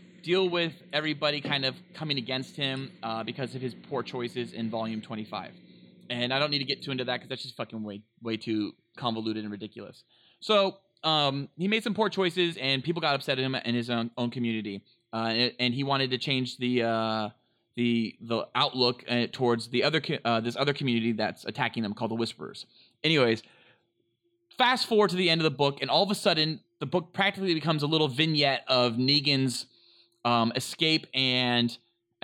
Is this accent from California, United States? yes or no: yes; Northern California, United States; I'm from Northern California, so is Noli